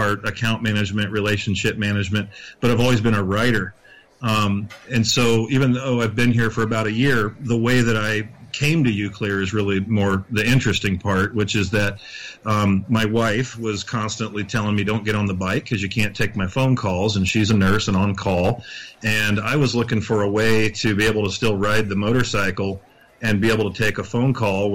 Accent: Boise, Idaho, United States; I'm from the Boise, Idaho area.

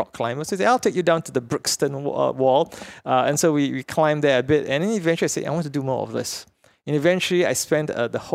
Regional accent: Petaling Jaya, Selangor, Malaysia; now in Singapore; I grew up in Petaling Jaya, which is like a suburb

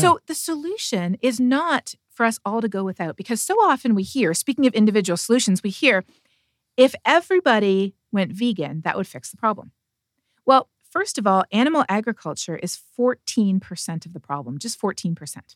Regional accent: Canada; I'm from Canada

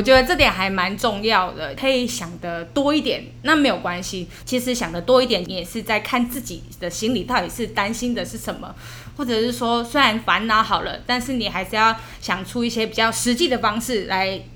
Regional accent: Yilan County, Taiwan; 我本来是先考虑是在我的家乡，嗯。我的宜兰那边工作

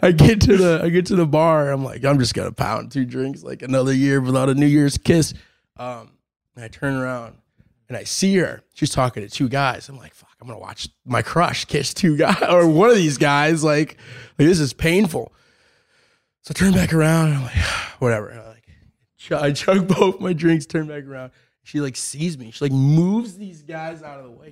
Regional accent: Lake Forest, Illinois, United States; moved away as an adult; also born or lived in Europe; I was born in Lake Forest, Illinois, um, just outside of Chicago. Um, lived there my whole life pretty much

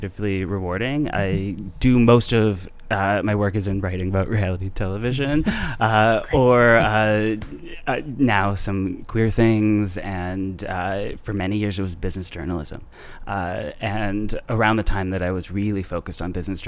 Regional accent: Carman, Manitoba, Canada; moved away as an adult; also born or lived in Winnipeg / South Korea; now in Toronto, Canada; I actually grew up in a town called Carmen, which is 2,500 people, 12 churches.

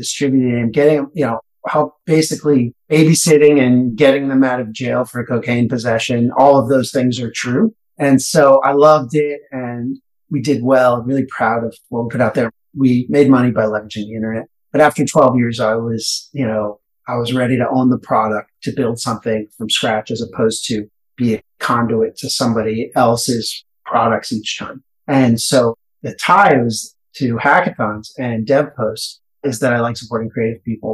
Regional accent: San Diego, California, United States; moved away as an adult; now in New York, United States; I grew up in San Diego

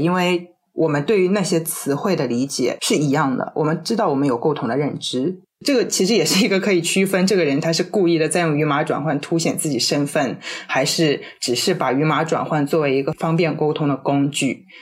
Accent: China; first language Chinese; also born or lived in United States; 这里是我的唐人街，我是中国人，我就是要用中文

